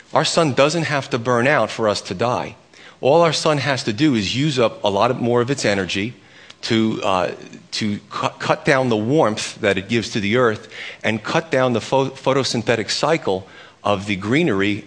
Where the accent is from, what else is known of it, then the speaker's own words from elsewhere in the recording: United States; I'm as American as they come